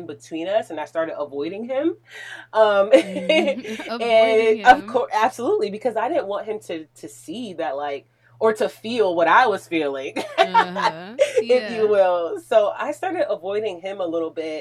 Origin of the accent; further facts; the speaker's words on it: New Jersey, United States; moved away; I'm a Jersey girl all the way